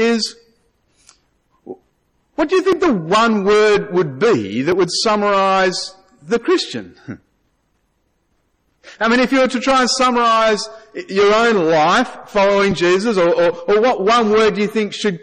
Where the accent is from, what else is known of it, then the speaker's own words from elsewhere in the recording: Australia; I'm Australian.